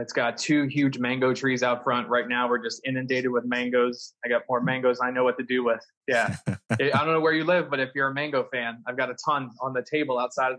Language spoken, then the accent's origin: English; Florida, United States; Native Floridian. In fact, both sides go back to the early 1900s. My dad's side came to Miami Beach in about 1904. Mom's side to Deerfield Beach in the early 1900s, 1903